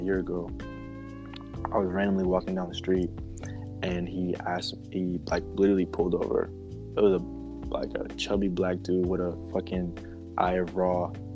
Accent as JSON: {"language": "English", "region": "New Jersey", "country": "United States", "said": "I'm from New Jersey"}